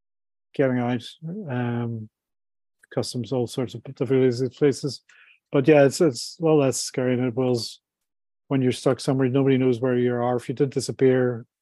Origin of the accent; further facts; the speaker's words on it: Ireland; I'm from Ireland, so more of a drinker than a food eater, you know.